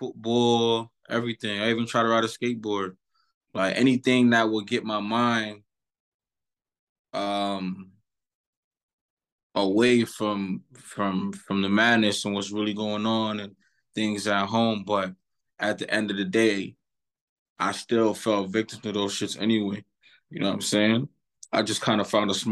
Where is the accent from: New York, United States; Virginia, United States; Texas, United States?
New York, United States; New York City; I'm from East Flatbush, Brooklyn